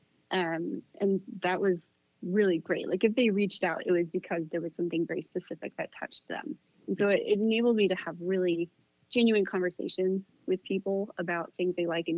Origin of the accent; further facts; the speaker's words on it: Duluth, Minnesota, United States; moved away; I'm from Minnesota originally